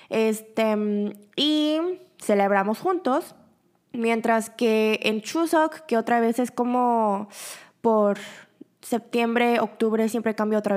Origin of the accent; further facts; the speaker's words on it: Busan, South Korea; born there; now in Seoul, South Korea; Y nosotros, mi familia y yo, nosotros originalmente somos de Busan, la segunda ciudad grande aquí en Corea. Mi familia entera vive en Busan